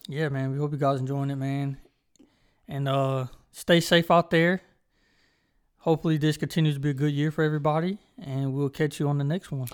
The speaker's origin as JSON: {"language": "English", "town": "Charlotte", "region": "North Carolina", "country": "United States", "said": "I do not feel like I'm from Charlotte"}